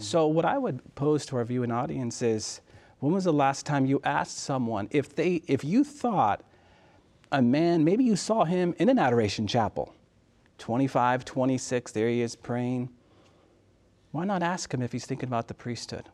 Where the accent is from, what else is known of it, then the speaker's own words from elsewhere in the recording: Southern California, United States; moved away; I'm originally from California and in Southern California.